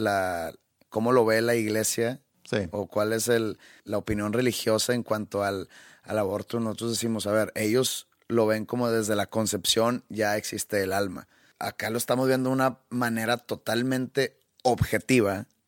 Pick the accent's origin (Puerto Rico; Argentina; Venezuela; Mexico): Mexico; Yo siendo mexicano